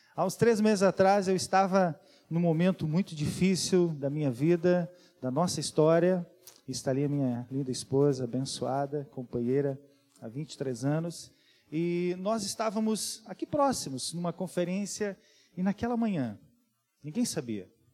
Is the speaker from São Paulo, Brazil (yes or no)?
no; Serra Catarinense, Santa Catarina, Brazil; accent: da serra (Serra Catarinense); now in Blumenau, Brazil; você já percebeu o sotaque, né? Que não é, não é daqui. É da serra